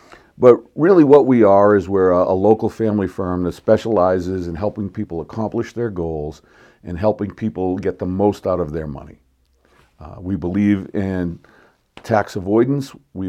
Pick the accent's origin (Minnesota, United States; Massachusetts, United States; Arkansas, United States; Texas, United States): Massachusetts, United States; Boston; now in Palmdale, United States; On a personal note, I live here in Palmdale. I absolutely love it here. I grew up in Boston.